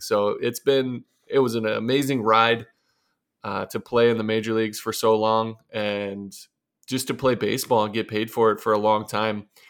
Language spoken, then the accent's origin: English; Arcadia, Ohio, United States; moved away as an adult; also born or lived in Dayton, Ohio / New York; I'm from Arcadia, Ohio, Northwest Ohio